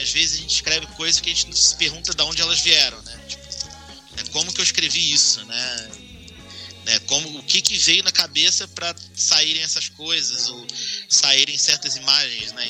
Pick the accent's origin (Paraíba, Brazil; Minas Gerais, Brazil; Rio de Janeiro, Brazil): Rio de Janeiro, Brazil; moved away; eu sou do Rio, né, na capital